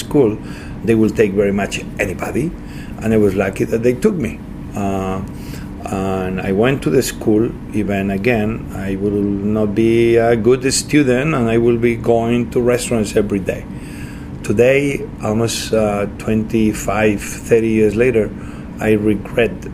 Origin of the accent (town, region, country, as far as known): Santa Coloma de Cervelló, Catalonia, Spain; born or raised there; English is a second language; moved away; also born or lived in Asturias, Spain